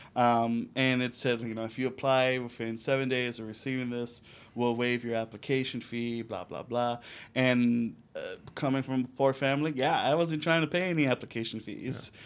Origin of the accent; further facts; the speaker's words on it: Chicago, Illinois, United States; also born or lived in Cicero, Illinois; I grew up in La Villita, Little Village, and Cicero